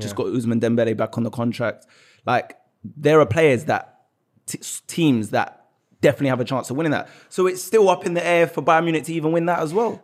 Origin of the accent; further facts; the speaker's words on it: London, United Kingdom; I was born in Tottenham. My dad grew up his whole life in Tottenham, pretty much. So basically my whole life